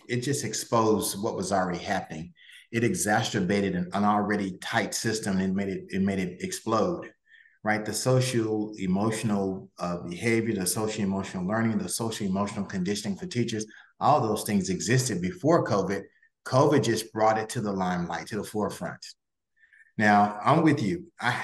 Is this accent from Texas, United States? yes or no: yes; Texas, United States; I'm from Texas